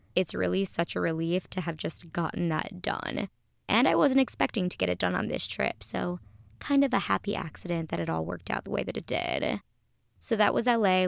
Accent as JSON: {"language": "English", "town": "Minneapolis", "region": "Minnesota", "country": "United States", "tie": "born or raised there", "moved": "yes", "lives_now": "Los Angeles, United States", "said": "my hometown, Minnesota"}